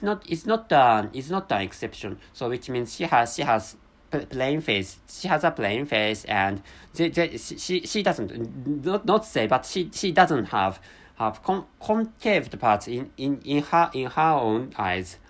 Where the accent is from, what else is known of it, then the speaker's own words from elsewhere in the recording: Japan; first language Japanese; English is a second language; I'm a Japanese person, so my mother tongue is really close to Korean language